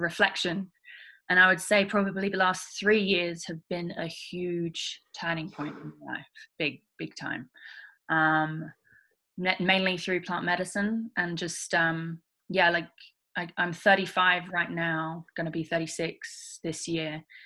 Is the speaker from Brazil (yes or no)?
no; England, United Kingdom; moved away as an adult; now in Australia; I'm originally from England. Um, I left England when I was 19